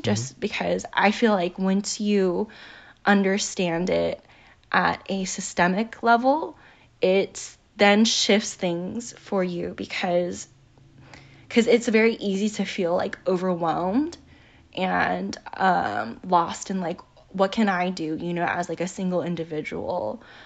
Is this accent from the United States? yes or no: yes; United States; we, as Asian American people